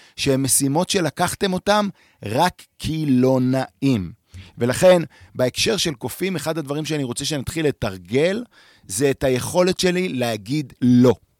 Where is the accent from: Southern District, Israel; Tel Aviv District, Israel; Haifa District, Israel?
Tel Aviv District, Israel; Tel Aviv; moved away as an adult; now in Merom Golan, Israel; גדלתי בתל אביב